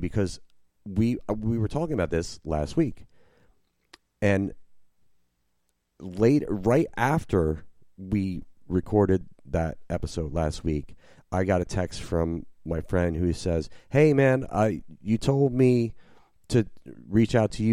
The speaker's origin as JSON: {"language": "English", "region": "New Jersey", "country": "United States", "tie": "born or raised there", "moved": "as an adult", "lives_now": "New Orleans, United States", "said": "I grew up in Jersey"}